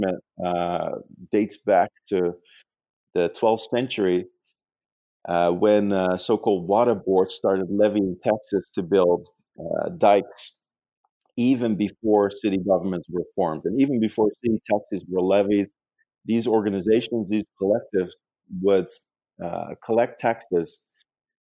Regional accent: Netherlands; English is a second language; moved away as an adult; now in New York, United States; I actually grew up in the Netherlands

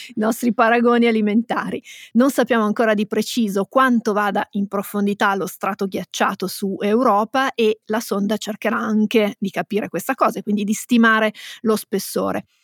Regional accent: Piedmont, Italy; siamo piemontesi

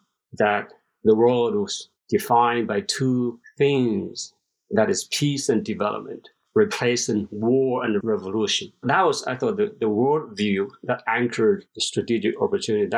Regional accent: China; moved away as an adult; also born or lived in Beijing, China / Arizona, United States / Chicago, United States; now in United States; I was born in China

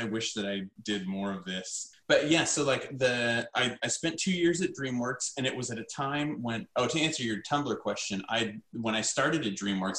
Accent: the South, United States; I had, you know, like I grew up in the American South, and like, you know, I'd gotten married.

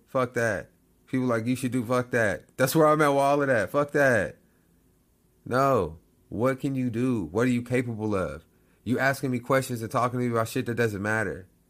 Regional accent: United States

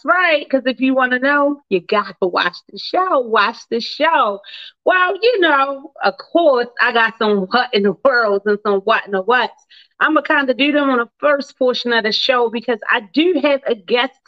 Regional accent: Baltimore, Maryland, United States; born and raised in Baltimore, Maryland

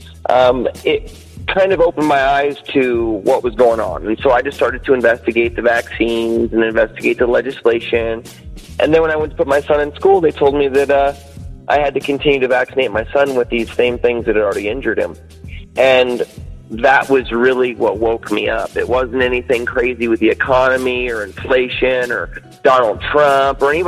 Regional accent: Citrus Heights, California, United States; also born or lived in Carmichael, California; I'm a long-term Sacramento native. I've grown up here my whole life. I was born and raised in Citrus Heights area

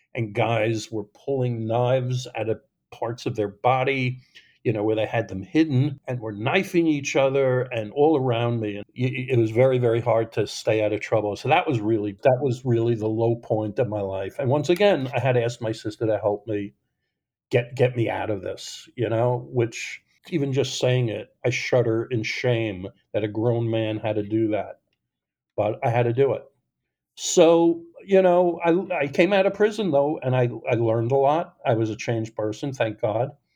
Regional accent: Long Island, New York, United States; I grew up in New York on Long Island

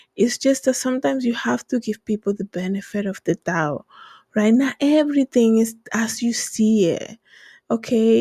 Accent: Dominican Republic; English is a second language; moved away; I'm from the Dominican Republic

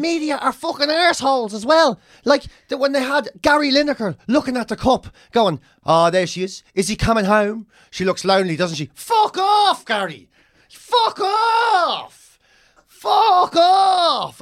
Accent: Ireland; ourselves as Irish people

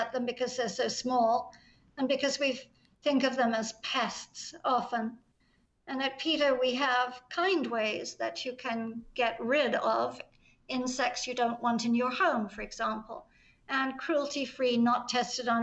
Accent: England, United Kingdom; I'm English

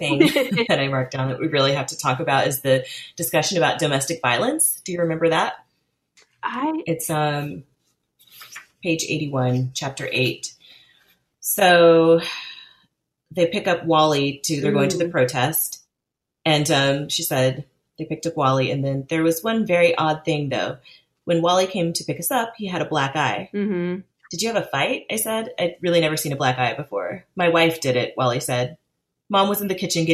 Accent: Midwest, United States; growing up in the Midwest

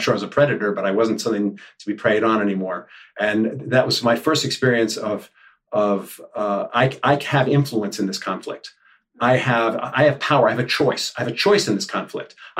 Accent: New York City, New York, United States; I grew up in the Upper West Side when it was the Wild Wild West.

